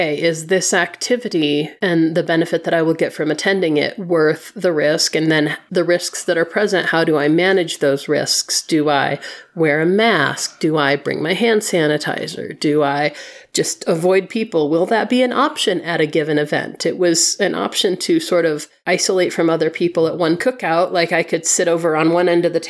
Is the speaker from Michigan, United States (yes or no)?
yes; Flint, Michigan, United States; I grew up in Flint, and I grew up walking everywhere